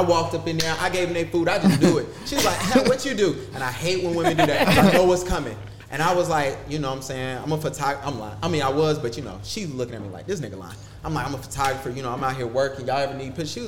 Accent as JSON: {"language": "English", "town": "Huntersville", "region": "North Carolina", "country": "United States", "tie": "born or raised there", "said": "I grew up in Huntersville"}